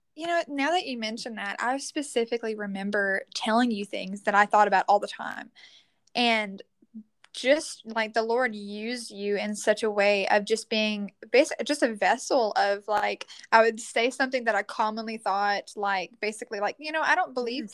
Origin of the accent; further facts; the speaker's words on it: Leesville, Louisiana, United States; I'm from Leesville, Louisiana, and I am 21 years old